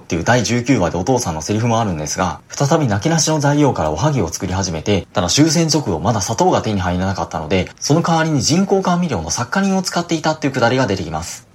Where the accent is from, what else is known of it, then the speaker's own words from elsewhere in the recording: Kansai, Japan; 自分も関西の出身なんですが、関西では回転焼きって言うんですよ。